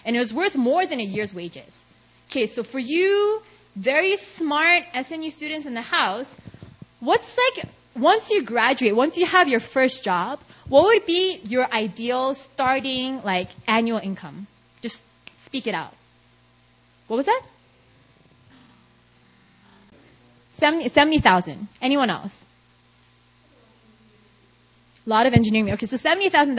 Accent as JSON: {"language": "English", "town": "New York City", "region": "New York", "country": "United States", "tie": "born or raised there", "moved": "as an adult", "lives_now": "South Korea", "said": "I'm from New York, and growing up in New York, I had a bunch of Indian friends"}